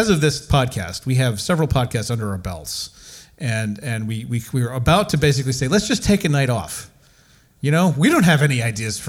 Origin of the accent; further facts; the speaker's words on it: United States; for being an American and having grown up for years with the American film